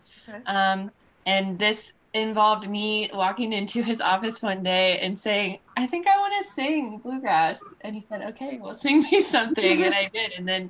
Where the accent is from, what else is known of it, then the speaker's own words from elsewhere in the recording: Southwestern Ohio, United States; moved away; also born or lived in West Virginia; where I'm from in Southwestern Ohio is like bluegrass, like super, super important in the history of bluegrass, and lots of bluegrass action happening close to my hometown.